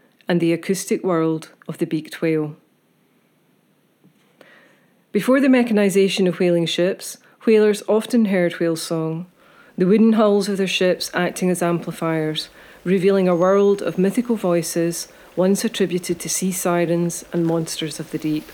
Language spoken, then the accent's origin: English; Isle of Iona, Scotland, United Kingdom; I'm an artist from the Isle of Iona